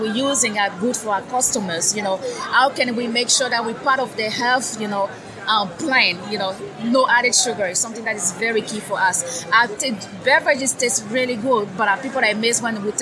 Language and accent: English; Côte d’Ivoire; now in United States; Originally from Ivory Coast in West Africa